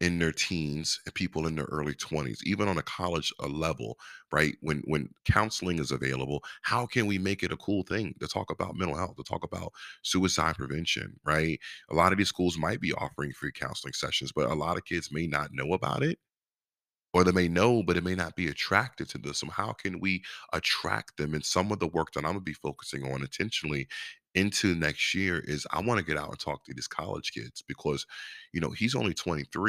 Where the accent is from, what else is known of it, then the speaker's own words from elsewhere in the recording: Virginia Beach, Virginia, United States; I'm from Virginia Beach, born and raised, but my dad's from Norfolk